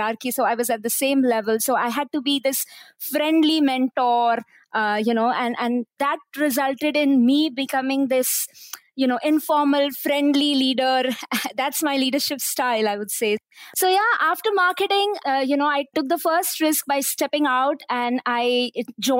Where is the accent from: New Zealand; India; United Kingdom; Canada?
India; moved away as an adult; now in Malaysia; I came from India. So I came from very humble backgrounds